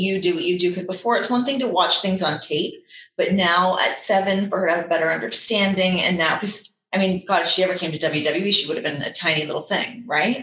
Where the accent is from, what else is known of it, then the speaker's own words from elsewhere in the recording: Canada; we're both from Canada